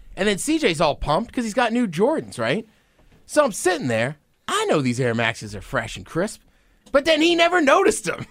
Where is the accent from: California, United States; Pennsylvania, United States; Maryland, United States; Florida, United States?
Maryland, United States; College Park; now in Seattle, United States; I grew up in College Park, Maryland, my whole life.